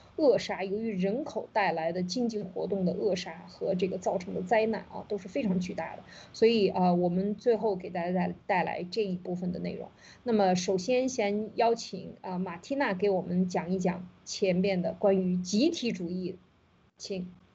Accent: China; 我们中国人在一次一次的洗脑过程当中，其实已经完全没有这个意识了

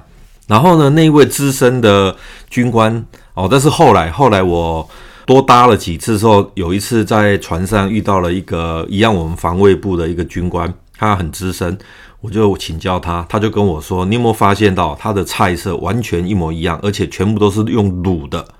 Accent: Taiwan; 而今天我即将离开台湾，这也是我这一生中第一次离开台湾本岛

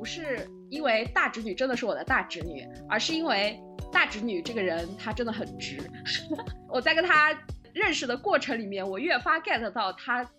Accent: southern China, China; 我是南方人

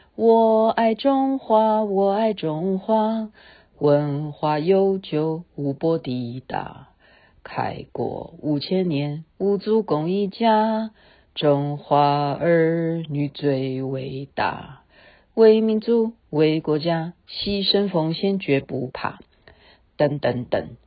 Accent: Taiwan; 我们生在这里，长在这里

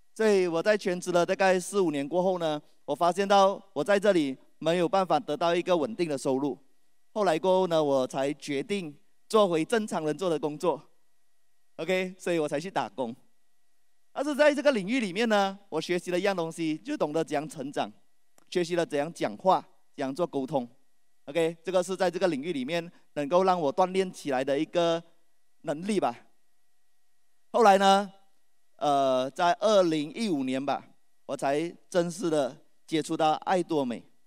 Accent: Malaysia; 我来自马来西亚

